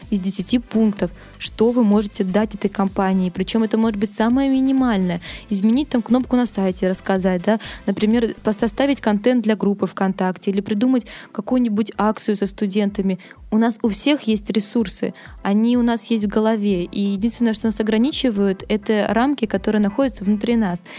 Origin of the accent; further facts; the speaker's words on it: Petropavlovsk-Kamchatsky, Kamchatka Krai, Russia; moved away as an adult; now in Saint Petersburg, Russia; Я пришла работать в культурный центр Мэдстаун, мне только исполнилось 18, я переехала из Петропавловска-Камчатского в Питер